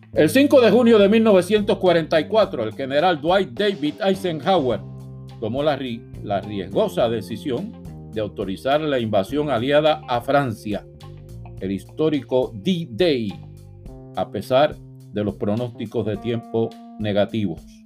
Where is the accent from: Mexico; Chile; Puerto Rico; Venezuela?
Puerto Rico; los puertorriqueños, repito, no somos extranjeros en nuestra propia nación